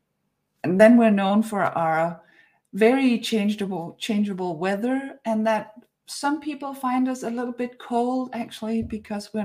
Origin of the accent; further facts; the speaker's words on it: Denmark; I'm from Denmark